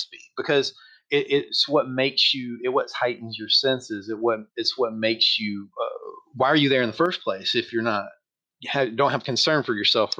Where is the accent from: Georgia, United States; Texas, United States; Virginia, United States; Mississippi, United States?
Georgia, United States; now in California, United States; Anybody who lives in the States is going to see that I don't have that kind of accent, but I'm originally from Georgia. And Georgia. So I'm from the South, but I moved to California several years ago, back in 2002.